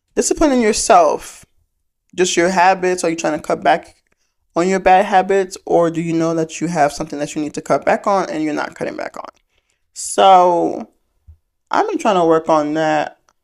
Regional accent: Fulton County, Georgia, United States; I'm from Fulton County

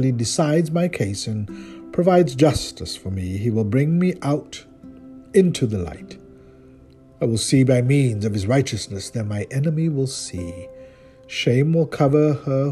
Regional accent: South Africa; moved away; my home country, South Africa

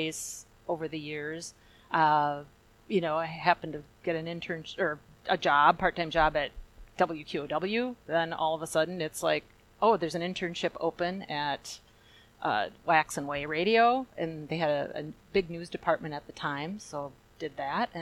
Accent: Tilden, Wisconsin, United States; I've been in this area my entire life. I grew up in Tilden, as Jerry said, and that's a small little hamlet north of Chippewa Falls

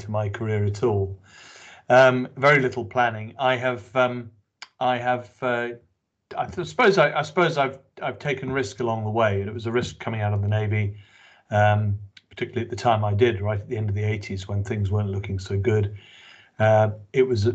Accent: London, United Kingdom; moved away as an adult; also born or lived in Hong Kong / Singapore / Salcombe, Devon; I grew up in London. I'm of Scots descent

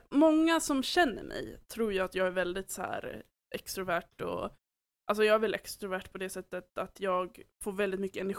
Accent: Åland, Finland; accent: Åland Swedish; now in Sweden; För att när jag åker hem till Åland, då vänder jag väldigt direkt och börjar prata åländsk

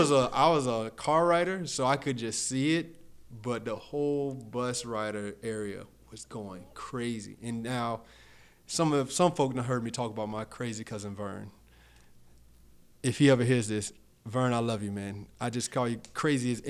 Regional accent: Fort Myers, Florida, United States; I'm from a place called Harlem Heights in Fort Myers, predominantly black and Latino

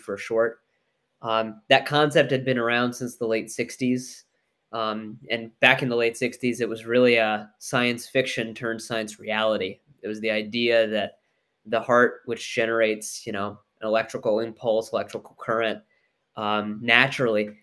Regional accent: Mason, Ohio, United States; I grew up in Mason, Ohio, and that's actually, you know, punchline is that's where the business is located.

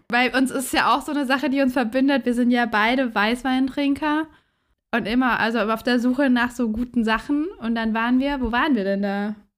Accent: Southern Germany, Germany; also born or lived in Hamburg; now in Frankfurt, Germany; ich komme gebürtig aus Süddeutschland.

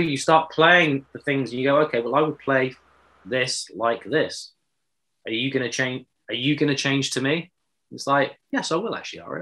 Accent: Exeter, South West England, United Kingdom; I'm from Exeter

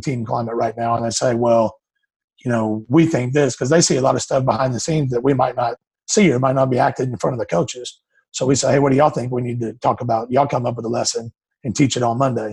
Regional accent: Houston, Texas, United States; also born or lived in Eastern New Mexico University; I grew up in Houston, Texas, just outside of Katy

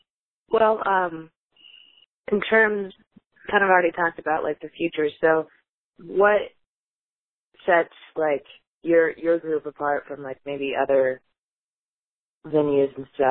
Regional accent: Northern Arizona, United States; now in Phoenix, United States; I'm an Arizona native, but not really. I grew up in Northern Arizona

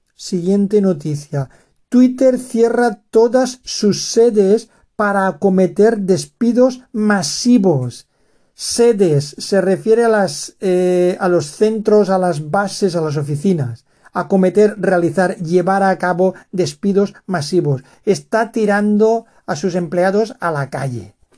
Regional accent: Valencian Community, Spain; Cheste está en la comunidad valenciana de donde yo soy

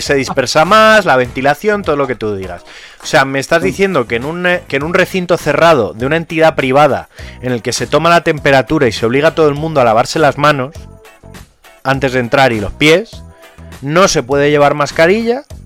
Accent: Community of Madrid, Spain; somos más madrileños

